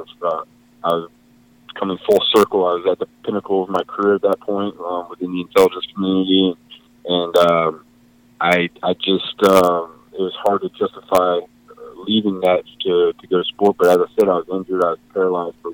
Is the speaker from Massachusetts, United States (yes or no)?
no; Gulf Breeze, Florida, United States; also born or lived in Bradenton, Florida / Lakeland, Florida / Tampa Bay area; I was born in Bradenton area. I grew up in the Panhandle, a small little island town called Gulf Breeze, and then went to high school in Lakeland, Florida